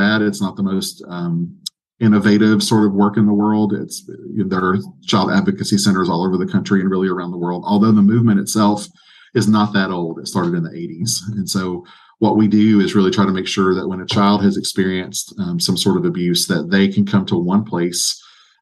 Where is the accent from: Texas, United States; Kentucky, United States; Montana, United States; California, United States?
Kentucky, United States; Appalachian; also born or lived in Franklin, Tennessee; I am from Eastern Kentucky. I grew up in Appalachian Kentucky.